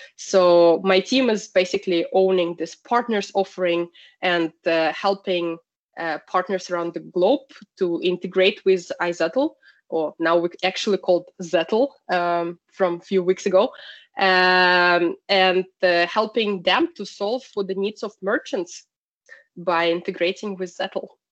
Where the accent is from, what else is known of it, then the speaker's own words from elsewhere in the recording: Russia; moved away as an adult; now in Sweden; originally, I'm from Russia.